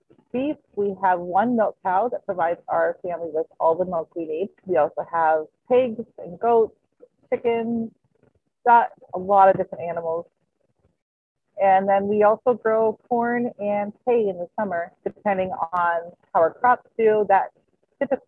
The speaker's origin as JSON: {"language": "English", "region": "Alberta", "country": "Canada", "tie": "born or raised there", "moved": "as an adult", "lives_now": "Michigan, United States", "said": "I grew up in Alberta, Canada."}